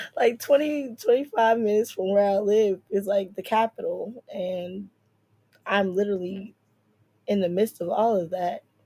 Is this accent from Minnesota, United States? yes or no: no; New Jersey, United States; moved away as an adult; now in DMV (Washington metropolitan area), United States; I grew up in Central Jersey and my adulthood was more in North Jersey